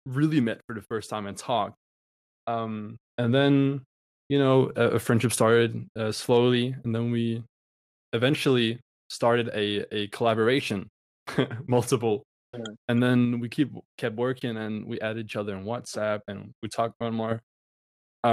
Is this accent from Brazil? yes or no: no; Denmark; I'm from Denmark.